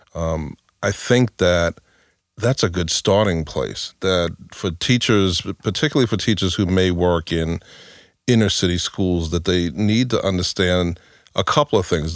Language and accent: English; New York, United States; I grew up in New York, um, in in a pro- housing project